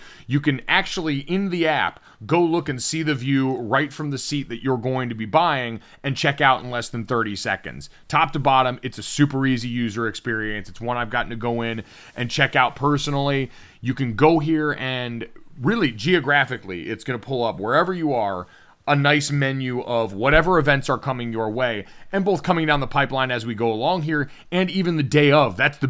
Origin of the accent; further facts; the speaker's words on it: Connecticut, United States; as a young white man growing up in Central Connecticut